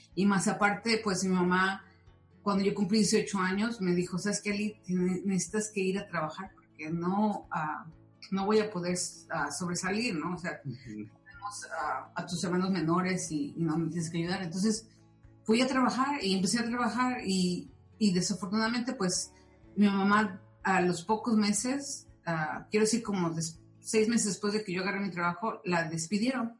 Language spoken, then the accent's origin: Spanish; Mexico City, Mexico; now in California, United States; yo soy del Distrito Federal, nací ahí